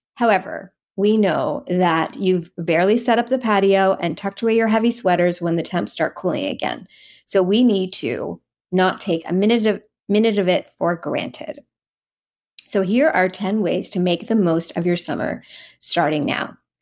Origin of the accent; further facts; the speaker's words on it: East Coast of Canada, Canada; moved away; I grew up on the East Coast of Canada